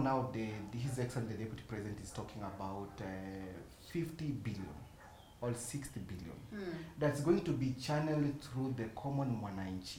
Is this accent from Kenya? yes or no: yes; Kenya; as a Kenyan